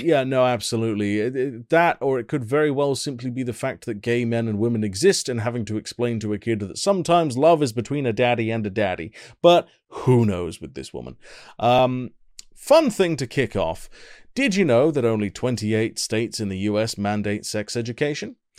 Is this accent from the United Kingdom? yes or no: yes; United Kingdom; I'm British and very polite